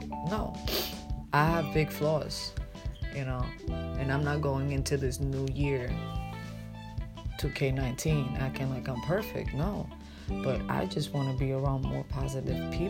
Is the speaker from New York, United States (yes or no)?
yes; New York City, New York, United States; moved away as an adult; now in Pennsylvania, United States; I'm from Brooklyn, New York, I was raised there for more than 25 years. You know, I came to Pennsylvania basically at 32 years old